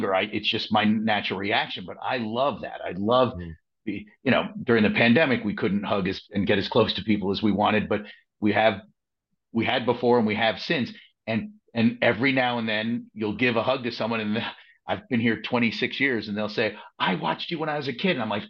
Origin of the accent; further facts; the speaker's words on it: Manhasset, New York, United States; I grew up on Long Island watching the news as a junior in high school in Manhasset, New York.